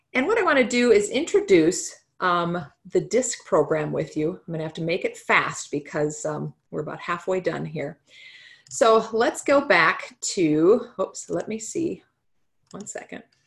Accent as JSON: {"language": "English", "region": "North Dakota", "country": "United States", "moved": "as an adult", "lives_now": "South Dakota, United States", "said": "I'm from North Dakota originally"}